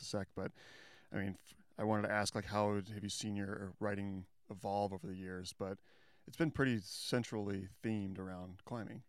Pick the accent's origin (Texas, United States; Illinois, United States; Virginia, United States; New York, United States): Illinois, United States; moved away; also born or lived in Fort Collins, Colorado / Crested Butte, Colorado; we're both from Illinois, you know, different towns